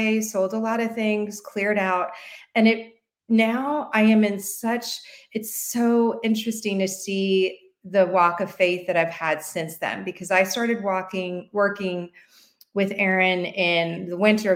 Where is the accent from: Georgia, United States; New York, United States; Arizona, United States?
New York, United States; moved away as an adult; also born or lived in Washington, District of Columbia, United States; now in Chincoteague, United States; I'm a New Yorker, you know, lived in DC for 30 years